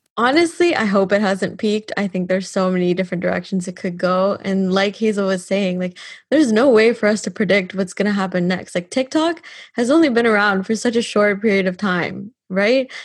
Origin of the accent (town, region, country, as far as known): Canada; now in Dublin, Ireland